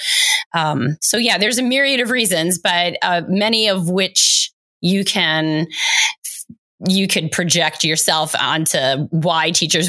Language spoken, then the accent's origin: English; Rome, Lazio, Italy; now in United States; I grew up in Rome, Italy, as an Italian-American, barely speaking Italian, and then was whisked away to America.